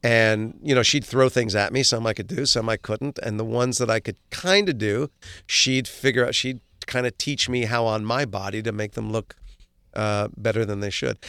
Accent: Livingston, New Jersey, United States; also born or lived in Maplewood, New Jersey; we moved from Maplewood, New Jersey to Livingston, New Jersey

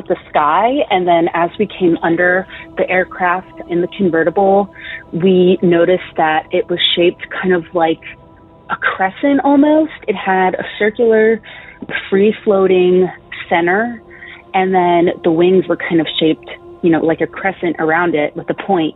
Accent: Greenbelt, Maryland, United States; moved away; I'm originally from Greenbelt. It's in Maryland.

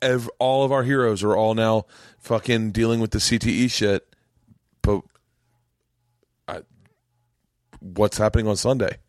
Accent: Tampa, Florida, United States; And I'm from Tampa.

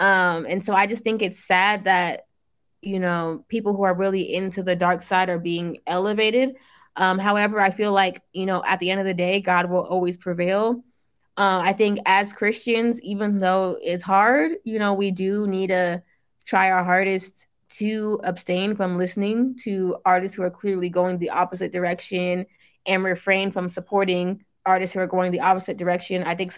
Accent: Nigeria; even though you want to get closer to your African roots, me being Nigerian, I'm fully aware that like, hey, some of my ancestors were worshiping idols.

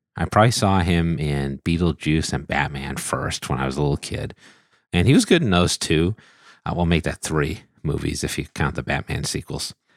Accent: United States; accent: American English; my American English accent

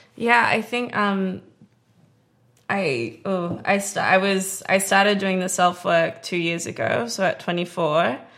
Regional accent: Perth, Western Australia, Australia; also born or lived in Melbourne, Australia; now in Los Angeles, United States; I grew up in Australia, in Perth, with all my family

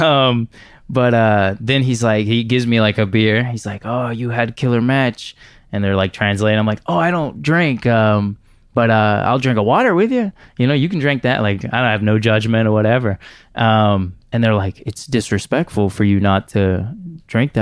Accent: Houston, Texas, United States; I'm from Houston. I never really traveled anywhere

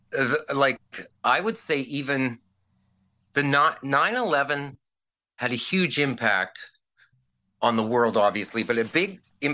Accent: Virden, Manitoba, Canada; moved away as an adult; also born or lived in Brandon, Manitoba; I moved back home to my hometown of Verdon, Manitoba

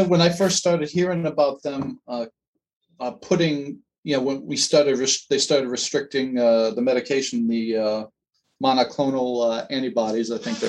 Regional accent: Massachusetts, United States; moved away; I'm from Massachusetts originally

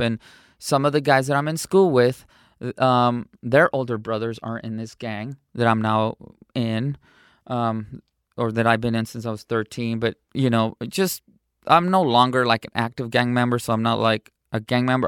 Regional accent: San Diego, California, United States; also born or lived in Cotija, Michoacán, Mexico; I was raised in San Diego, California

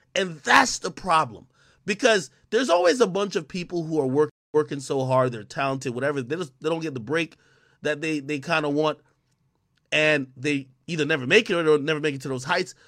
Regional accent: Spanish Town, Saint Catherine, Jamaica; now in United States; I was born in Spanish Town Hospital in Jamaica

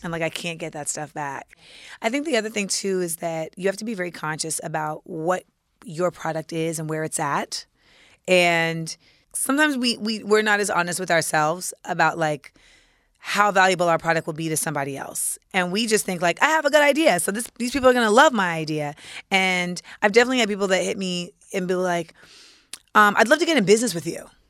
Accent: New York, United States; as a New Yorker

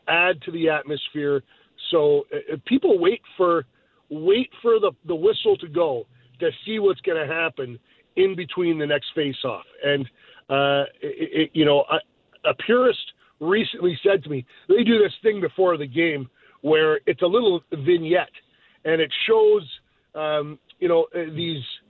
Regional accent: Canada; moved away as an adult; now in Las Vegas, United States; I'm from Canada.

